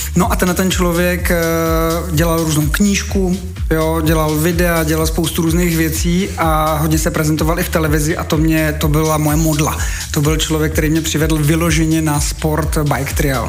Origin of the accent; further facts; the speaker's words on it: Bohemia, Czechia; also born or lived in České Budějovice; tady u nás v Čechách máme spoustu mistrů